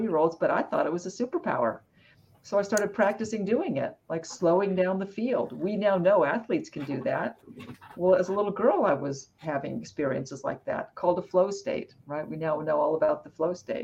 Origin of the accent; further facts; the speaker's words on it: Arizona, United States; I grew up in Arizona